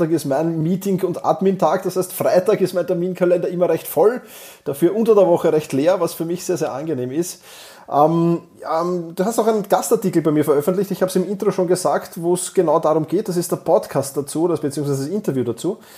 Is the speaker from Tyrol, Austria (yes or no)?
no; Vienna, Austria; Wir sind ja beide äh, aus Wien, oder du bist aus, aus der Steiermark, aber momentan in Wien